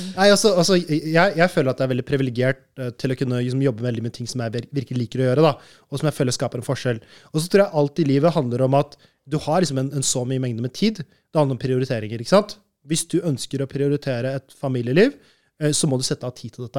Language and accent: Norwegian; Norway; moved away as an adult; also born or lived in Malaysia / Brazil; Jeg er født og oppvokst i Norge